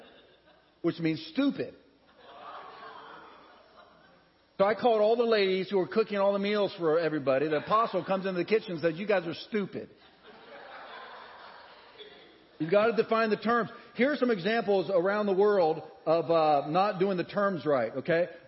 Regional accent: United States; I'm from America

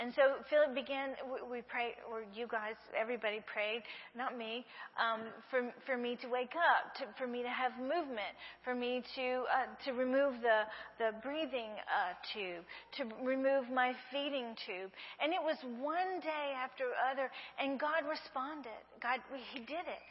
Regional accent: Breaux Bridge, Louisiana, United States; accent: southern; moved away as an adult; now in Brazil; I'm from Brule, Louisiana, and you just don't do that to a Cajun girl

